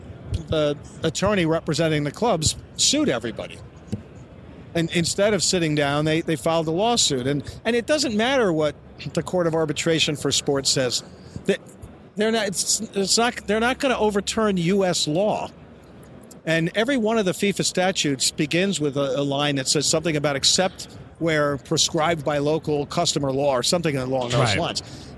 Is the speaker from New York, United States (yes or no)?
yes; Yonkers, New York, United States; I'm from Westchester County. I was born in Yonkers.